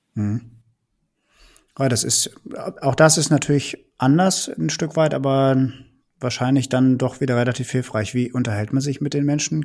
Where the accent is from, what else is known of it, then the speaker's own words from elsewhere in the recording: Rhineland, Germany; moved away; ich komme ja selbst aus dem Rheinland, oute ich mich mal und ähm, bin deswegen zwar schon so ein bisschen äh, nördlicher jetzt beheimatet